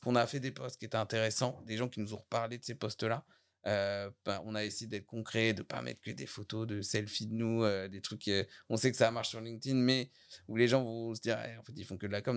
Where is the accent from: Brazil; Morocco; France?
France; Saint-Contest, Normandy; je suis de Saint-Comté